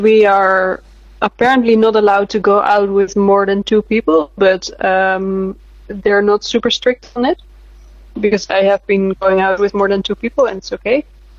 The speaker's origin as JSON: {"language": "English", "country": "Netherlands", "moved": "yes", "lives_now": "Berlin, Germany", "said": "I am originally from the Netherlands, but I'm based in Berlin right now."}